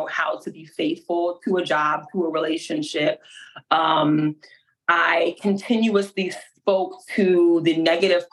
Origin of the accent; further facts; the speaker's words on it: Hartford, Connecticut, United States; moved away as an adult; now in Alabama, United States; I'm from Hartford, Connecticut, and now I'm in good old Alabama